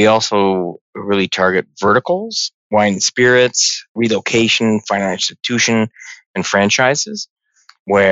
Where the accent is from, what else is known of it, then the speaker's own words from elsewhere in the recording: Burlington, Ontario, Canada; also born or lived in Toronto; I was born in Toronto, raised in the burbs of Burlington